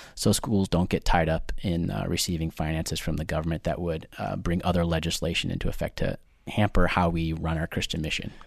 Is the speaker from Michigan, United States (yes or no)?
yes; near Detroit, Michigan, United States; moved away as an adult; also born or lived in Tulsa, Oklahoma; now in Long Island, United States; I'm originally from, uh, little city just outside of Detroit, Michigan. I grew up there